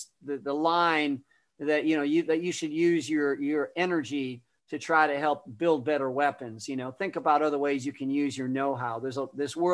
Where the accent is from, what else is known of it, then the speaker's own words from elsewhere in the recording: Chicago, Illinois, United States; moved away; also born or lived in Columbia, Missouri; I was raised in the Chicago area as a kid to start with. I was born in Chicago. We moved out to the suburbs